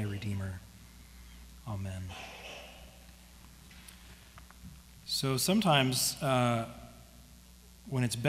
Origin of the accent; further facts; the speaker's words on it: Oregon, United States; as a human being, as an American, as an Oregonian